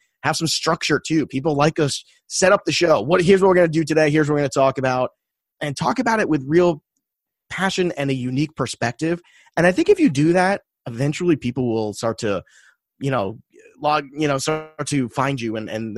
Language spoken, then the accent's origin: English; New York City, New York, United States; as a kid, growing up in Brooklyn